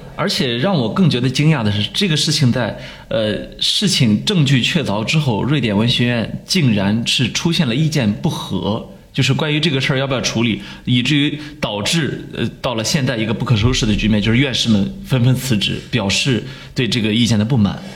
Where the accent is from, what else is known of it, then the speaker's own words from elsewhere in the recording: 20 km from Mo Yan's home in Gaomi, Shandong, China; 因为呃，莫言家离我家只有二十公里远